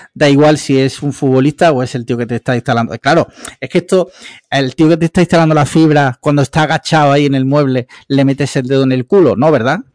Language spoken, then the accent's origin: Spanish; Andalusia, Spain; Lo fui de chico porque en Andalucía de pequeño yo creo que todos hemos sido cofrades